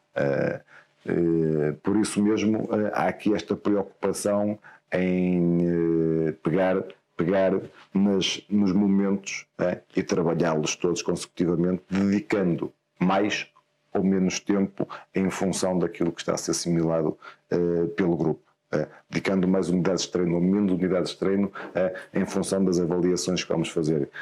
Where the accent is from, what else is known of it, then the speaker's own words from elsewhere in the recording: Guimarães, Norte, Portugal; Eu sou, eu sou de Guimarães, certo. eu sou natural, natural de Guimarães. Eh, nasci num, numa vila ali próxima, Vila de Ponte, vivo, okay. vivo ali.